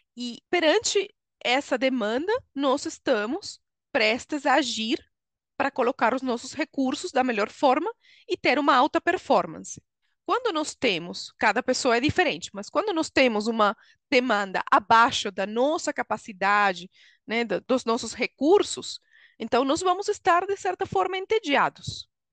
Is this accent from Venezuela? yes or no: yes; Venezuela; Portuguese is a second language; moved away as an adult; now in Brazil; Sou venezuelana, moro no Brasil há 13 anos